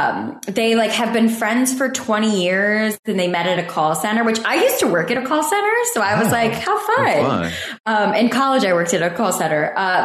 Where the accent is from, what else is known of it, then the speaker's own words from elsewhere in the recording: Michigan, United States; I grew up in Michigan, which is already cold enough.